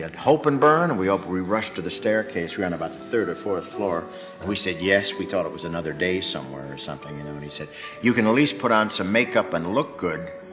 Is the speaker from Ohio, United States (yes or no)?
yes; Cleveland, Ohio, United States; moved away; also born or lived in Eltham, England / Bristol, England; Cleveland, my hometown